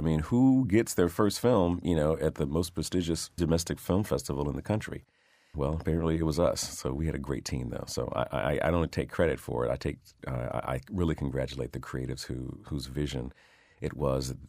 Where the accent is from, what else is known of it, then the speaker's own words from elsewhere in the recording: Detroit, Michigan, United States; growing up in Detroit